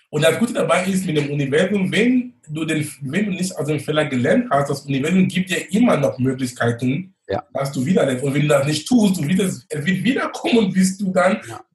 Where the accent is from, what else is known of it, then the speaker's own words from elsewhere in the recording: Cameroon; German is a second language; moved away as an adult; now in Hamburg, Germany; gebürtig bin ich aus Kamerun